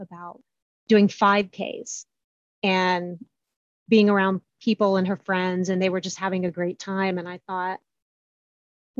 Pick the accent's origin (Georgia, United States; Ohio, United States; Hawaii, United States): Ohio, United States; Columbus; I am from Columbus, Ohio